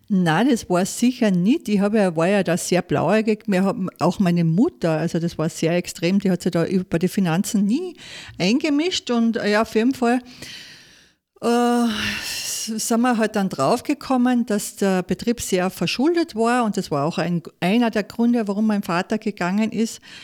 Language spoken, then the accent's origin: German; Saalfelden, Salzburg, Austria; also born or lived in Munich / Kitzbühel; ich komme aus Saalfelden, Zell am See